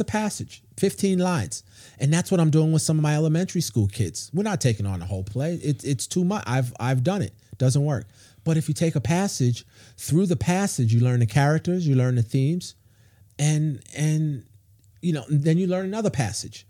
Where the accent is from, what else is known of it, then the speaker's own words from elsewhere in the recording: New York City, New York, United States; now in Charlotte, United States; I grew up in New York City